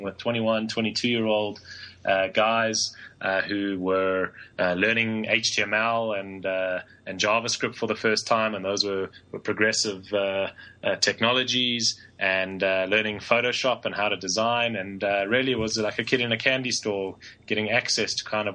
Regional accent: Johannesburg, Gauteng, South Africa; Born and raised in Johannesburg in South Africa

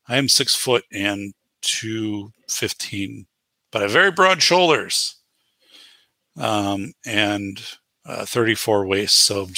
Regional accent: Wisconsin, United States; So Cappy is a good friend of mine, right? You know, we're both from Wisconsin

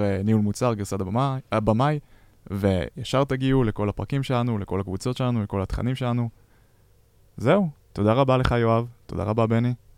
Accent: Israel; אנחנו ישראלים

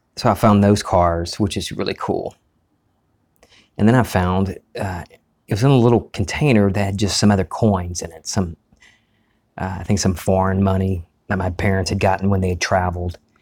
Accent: United States; an old movie theater that we used to have here in our, my hometown, the Charles Cinema

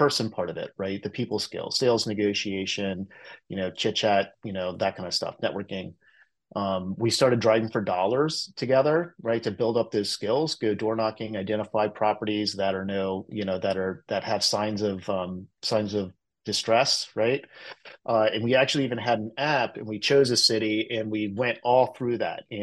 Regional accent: Cincinnati, Ohio, United States; moved away as an adult; now in San Francisco Bay Area, United States; I grew up in the Cincinnati area

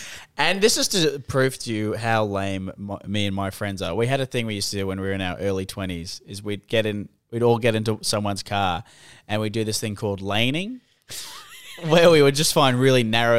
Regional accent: Sydney, New South Wales, Australia; I haven't moved very far in my whole life. I moved from Woollahra to Edgecliff, which is right next to Woollahra.

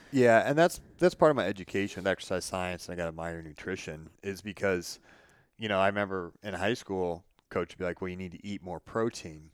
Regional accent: Illinois, United States; my hometown

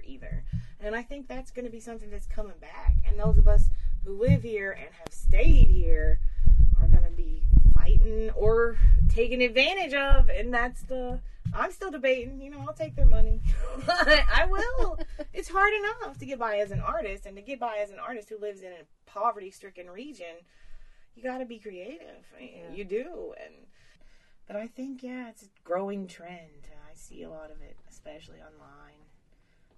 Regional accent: Beartown Ridge Road, Kentucky, United States; accent: Appalachian; I was born on Beartown Ridge Road

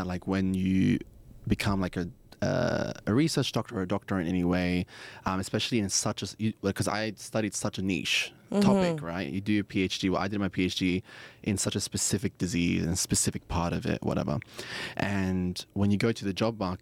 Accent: Australia; moved away

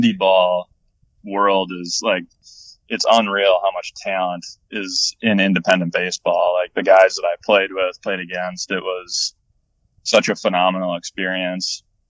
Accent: Minnesota, United States; I'm from Minnesota

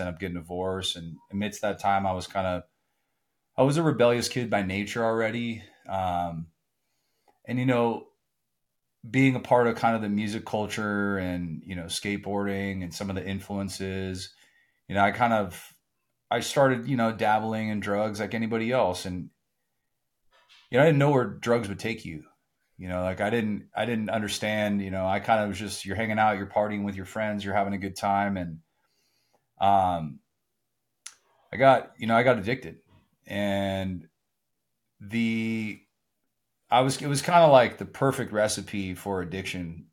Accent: Southern California, United States; I grew up in Southern California

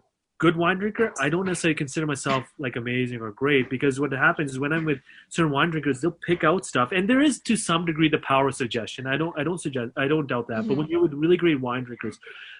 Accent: Canada; I love being Canadian. I'm Mr. Canada

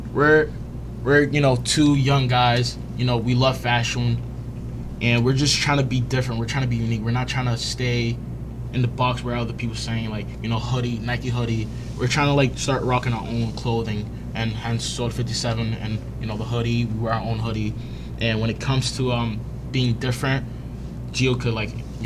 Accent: Dominican Republic; My part of culture, which I'm Dominican

